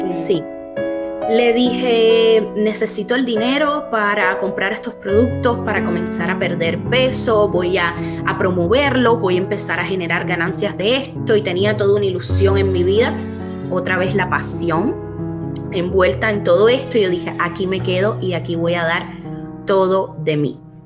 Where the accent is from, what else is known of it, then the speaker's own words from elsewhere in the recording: Cuba; moved away as an adult; now in United States; que somos cubanas